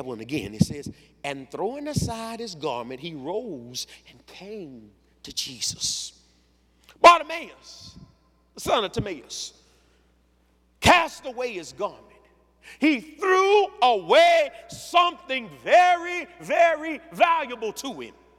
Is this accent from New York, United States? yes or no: no; Louisiana, United States; I'm from Louisiana